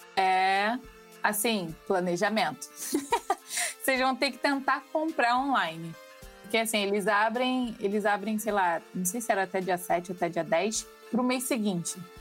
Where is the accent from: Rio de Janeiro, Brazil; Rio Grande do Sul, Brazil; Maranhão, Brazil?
Rio de Janeiro, Brazil; eu sou carioca